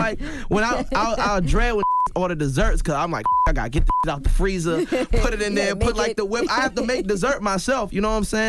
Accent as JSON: {"language": "English", "region": "Maryland", "country": "United States", "tie": "born or raised there", "also_born_or_lived": "Raleigh, United States / Florence, United States", "said": "So I was born in Raleigh, North Carolina. I lived a little bit in Florence, South Carolina. And then I moved to Maryland when I was 10. And so that's where I kind of like became who I was."}